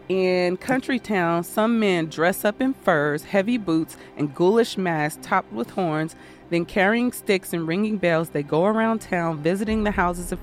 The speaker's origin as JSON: {"language": "English", "country": "Austria", "tie": "born or raised there", "said": "I'm originally from Austria, and I spent many years as a child being chased around town by Krampus. It is one of the scariest experiences you can have as a child growing up in Austria."}